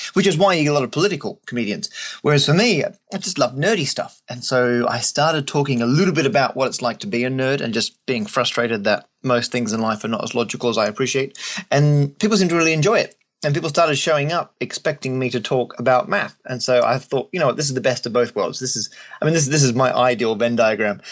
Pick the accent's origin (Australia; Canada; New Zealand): Australia; moved away; also born or lived in England; I'm Australian originally, and still am.